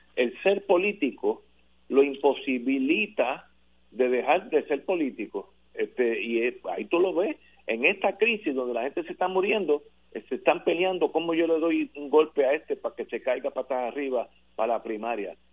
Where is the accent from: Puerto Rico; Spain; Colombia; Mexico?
Puerto Rico; San Juan; yo como soy viejo sanjuanero